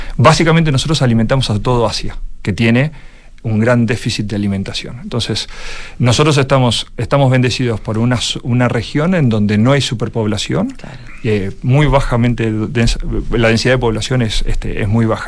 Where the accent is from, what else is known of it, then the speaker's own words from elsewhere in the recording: Argentina; accent: Argentine; mi acento este, argentino, clarísimo